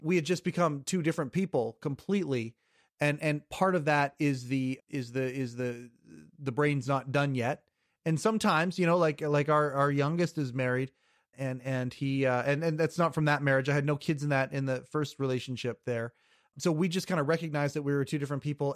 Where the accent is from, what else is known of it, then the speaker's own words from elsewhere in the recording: Kelowna, British Columbia, Canada; Born and raised in Western Canada, born, uh, I, I still live in the city that I was born in, it's called Kelowna, British Columbia